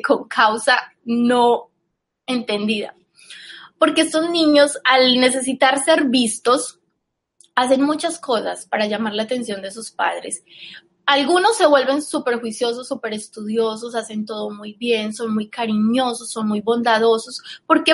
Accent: Colombia; Yo soy colombiana

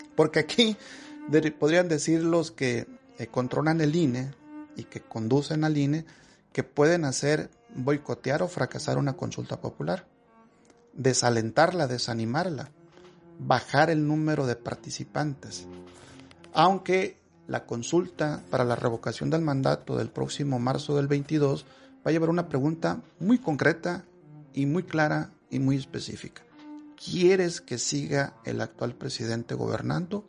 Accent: Mexico; nosotros como nación mexicana eh, no estamos consolidados todavía

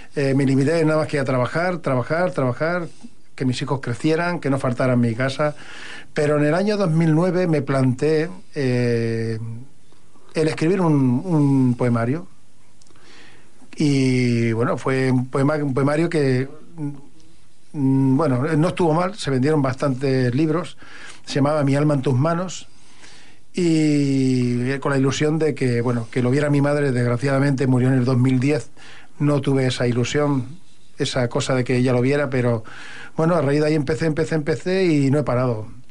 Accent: L'Hospitalet de Llobregat, Catalonia, Spain; moved away as an adult; also born or lived in Barcelona / Badajoz (ancestry); now in Terrassa, Spain; Nací en Barcelona, eh, a los tres años me fui a Hospitalet de Llobregat, donde estuve pues casi, bueno, hace tres años que vivo en Tarrasa más o menos. O sea, me he tirado unos cuarenta y algo de años allí en Hospitalet

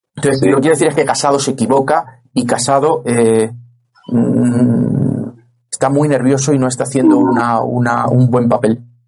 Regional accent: Madrid, Community of Madrid, Spain; yo que soy madrileño

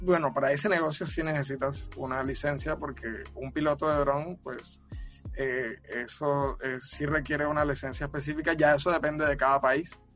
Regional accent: Cartagena, Bolívar, Colombia; now in Barranquilla, Colombia; yo soy de Cartagena, de Cartagena de Indias, pero vivo, vivo en Barranquilla desde hace un tiempo.

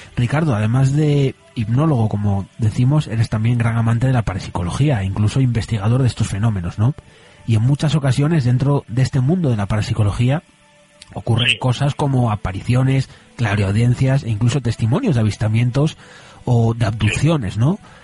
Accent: Asturias, Spain

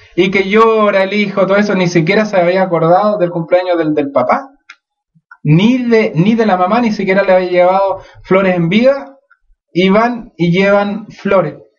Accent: Chile; nosotros como chilenos

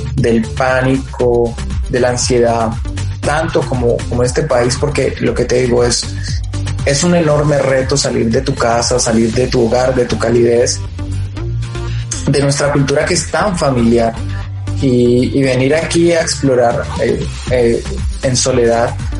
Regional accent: Colombia; somos colombianos

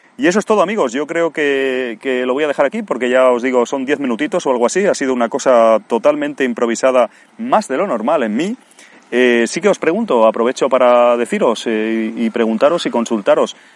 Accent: Spain; moved away

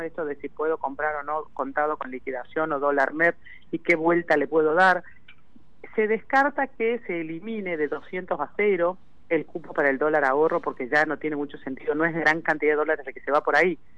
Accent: Argentina; somos el país que más plata le debe en todo el mundo al Fondo Monetario Internacional

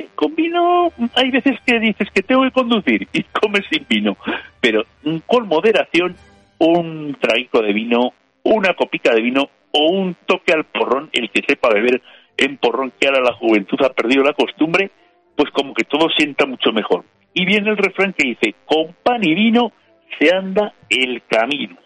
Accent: Spain; como españoles

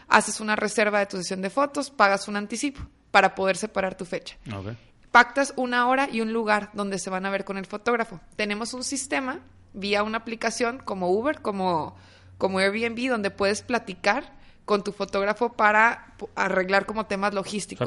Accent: Torreón, Coahuila, Mexico; now in Monterrey, Mexico; yo soy de Torreón, viviendo unos años ya varios aquí en Monterrey

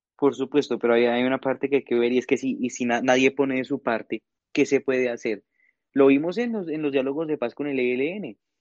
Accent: Colombia; nosotros como colombianos

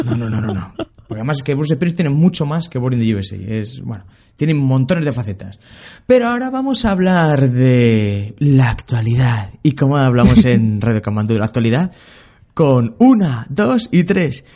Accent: Linares, Andalusia, Spain; moved away; de mi casa, en Linares, cuando yo vivía en Linares

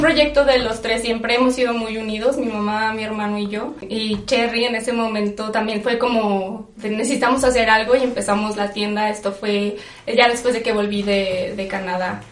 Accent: Zacatecas, Mexico; moved away as an adult; now in Amsterdam, Netherlands; soy zacatecana de toda la vida. Aquí viví, aquí crecí

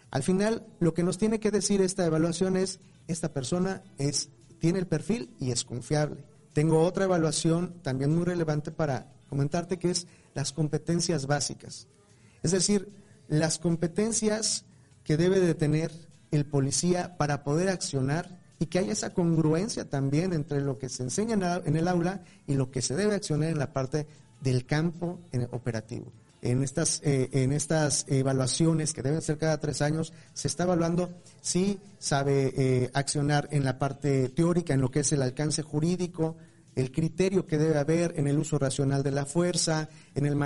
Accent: Mexico; hace mucho daño y nos hace daño a nosotros como mexicanos, ¿no?

